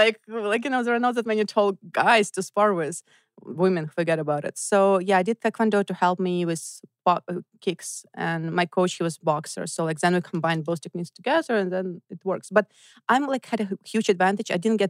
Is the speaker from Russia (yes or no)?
yes; Voronezh, Voronezh Oblast, Russia; moved away; I grew up in Voronezh. It's southeast of Moscow, like 6 hour drive.